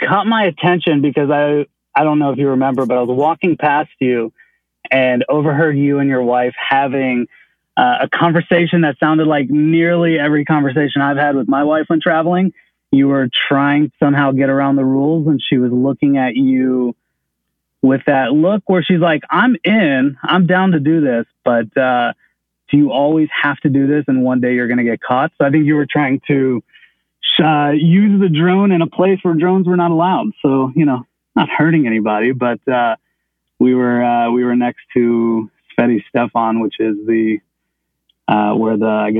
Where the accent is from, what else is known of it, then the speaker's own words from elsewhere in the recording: Chicago, Illinois, United States; I'm in my hometown of Chicago.